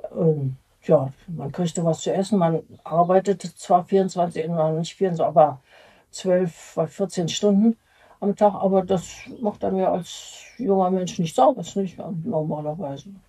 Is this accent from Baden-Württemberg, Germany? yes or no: no; Berlin, Germany; Und äh, ich ging zur Schule in Schmargendorf. Das äh, war auch zerstört. Aber das hielt sich da bei uns in Grenzen alles.